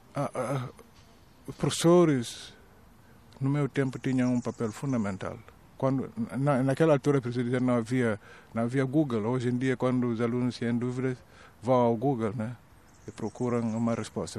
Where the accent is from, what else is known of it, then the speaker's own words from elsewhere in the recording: southern Guinea-Bissau, Guinea-Bissau; era sobretudo duro no sul, de onde eu venho